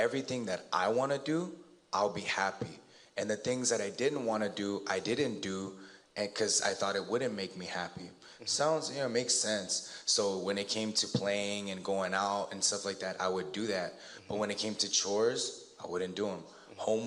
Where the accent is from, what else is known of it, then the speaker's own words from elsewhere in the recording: Alhambra, California, United States; I grew up in the San Gabriel Valley